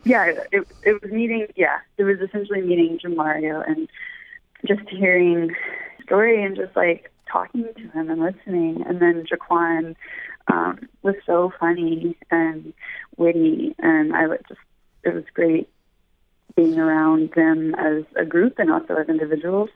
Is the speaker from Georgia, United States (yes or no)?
no; Memphis, Tennessee, United States; I'm actually from Memphis, Tennessee